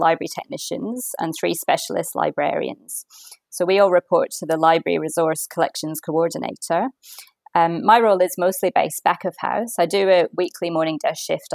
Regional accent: Manchester, North West England, United Kingdom; moved away as an adult; also born or lived in Melbourne, Australia; now in Australia; I'm originally from Manchester and I actually came to Australia with my family on a holiday and decided at the time that this is where I wanted to live

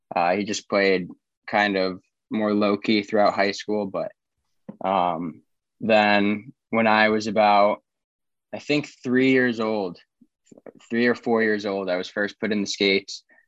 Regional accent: Charlotte, North Carolina, United States; also born or lived in Saratoga Springs, New York / Franklin, Tennessee; I moved down here to Charlotte when I was seven

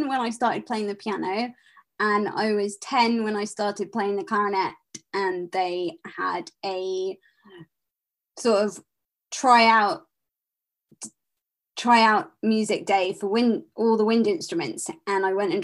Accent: London, United Kingdom; I am from London, England

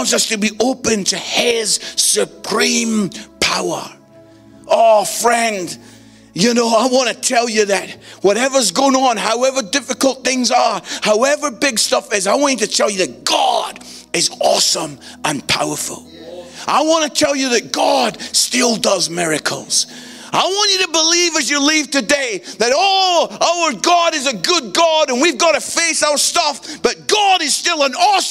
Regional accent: Scotland, United Kingdom; I'm Scottish

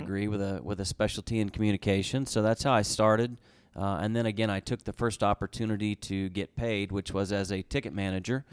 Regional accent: Tulsa, Oklahoma, United States; moved away as an adult; now in Edmonton, Canada; I'm from the Tulsa area

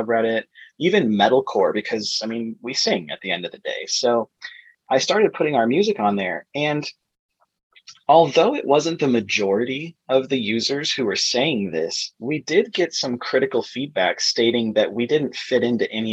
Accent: Arizona, United States; also born or lived in Flagstaff, Arizona; we're also from Arizona, and we now live in the Phoenix greater area

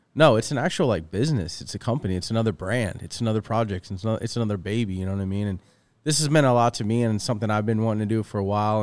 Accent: east coast of Florida, United States; now in California, United States; I'm from the east coast of Florida

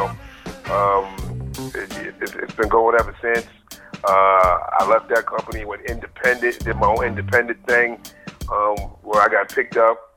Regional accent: Bronx, New York, United States; Um, I was born in the Bronx, and and I was always in, influenced by hip hop because of that one main reason being born in the Bronx.

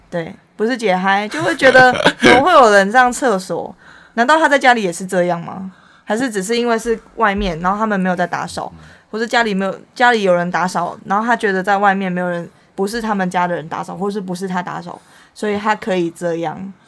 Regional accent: Taiwan; 我们台湾人

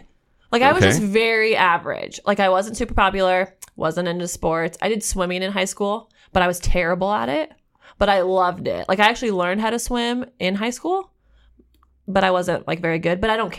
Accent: Kearney, Nebraska, United States; Grew up outside of Kearney, so like rural Buffalo County, in between Kearney and Amherst, kind of.

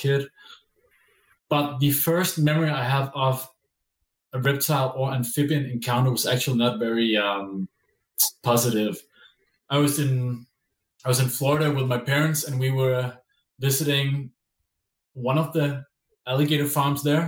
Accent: Denmark; I am from Denmark.

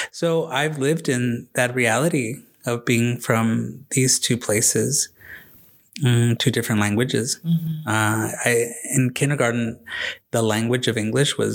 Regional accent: Del Rio, Texas, United States; also born or lived in Ciudad Acuña, Mexico; So I was born in Ciudad Acuña, Coahuila. El Barrio del Panteon. That's what it was called. Mm-hmm. And super cool. And at three years old, my mom and dad took us to Del Rio, Texas.

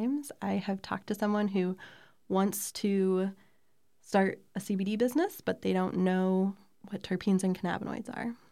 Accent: Columbia, Missouri, United States; I grew up here in Columbia, Missouri

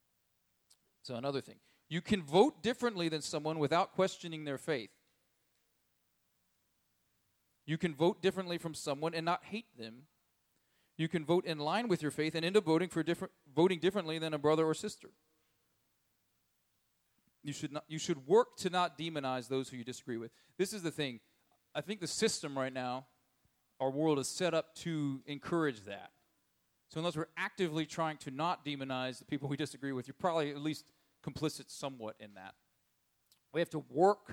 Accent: United States; as an American

